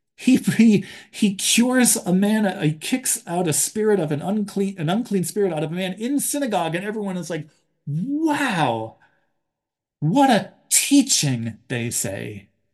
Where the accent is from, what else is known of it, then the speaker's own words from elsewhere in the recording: Buffalo, New York, United States; I was born in Buffalo